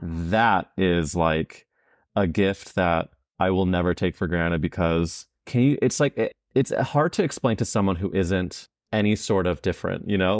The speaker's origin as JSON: {"language": "English", "town": "St. Louis", "region": "Missouri", "country": "United States", "tie": "born or raised there", "said": "I'm from Saint Louis, where there's an area called Forest Park"}